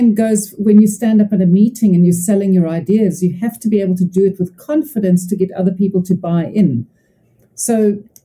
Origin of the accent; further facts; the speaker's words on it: Cape Town, Western Cape, South Africa; I'm from Cape Town, South Africa